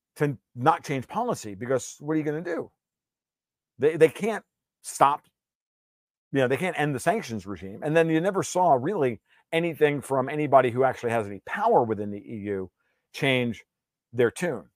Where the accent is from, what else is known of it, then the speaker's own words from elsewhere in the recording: New York, United States; I'm mostly Italian, a little bit of Sicilian. So I mean, and I'm from New York.